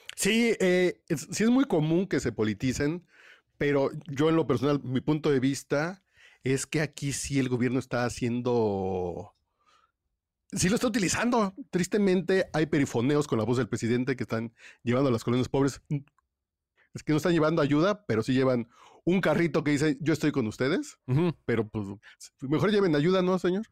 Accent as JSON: {"language": "Spanish", "country": "Mexico", "said": "somos los mexicanos"}